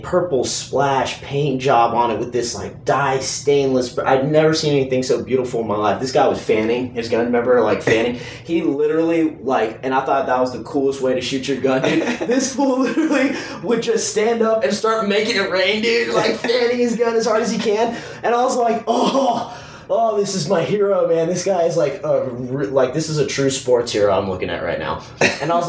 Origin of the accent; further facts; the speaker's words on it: Houston, Texas, United States; I grew up in Houston